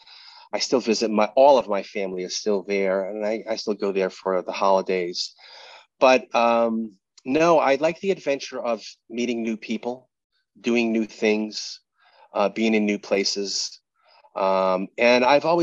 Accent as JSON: {"language": "English", "town": "Fall River", "region": "Massachusetts", "country": "United States", "tie": "born or raised there", "moved": "yes", "said": "I grew up in Massachusetts. I grew up in Fall River, Massachusetts"}